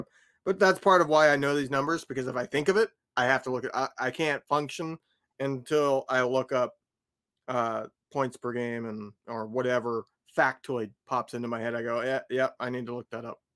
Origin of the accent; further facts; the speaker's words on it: Indiana, United States; moved away; I grew up in Indiana.